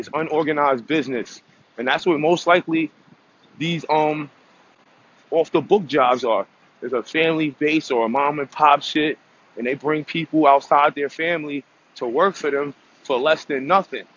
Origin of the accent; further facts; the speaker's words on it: United States; I'm American